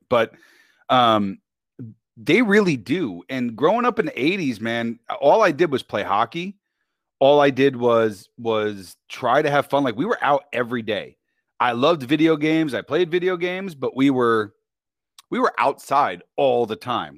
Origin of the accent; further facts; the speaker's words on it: New York, United States; also born or lived in Westchester County, New York; now in Temecula, United States; I'm born and raised in New York, and I'm Italian